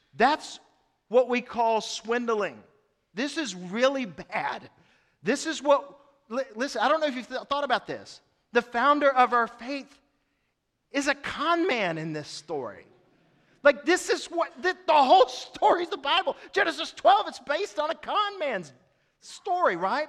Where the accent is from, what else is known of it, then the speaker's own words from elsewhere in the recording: East Tennessee, United States; I'm from East Tennessee.